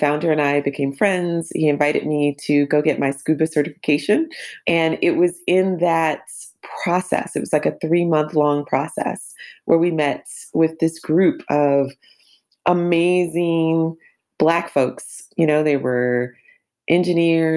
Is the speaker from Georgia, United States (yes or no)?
yes; Atlanta, Georgia, United States; I grew up in Atlanta, in the quote unquote hood with my single mother